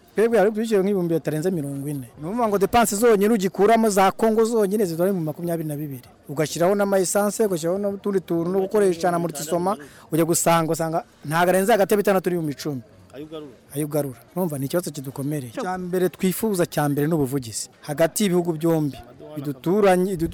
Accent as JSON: {"language": "Kinyarwanda", "country": "Rwanda", "said": "nk'abanyarwanda dukorera muri congo"}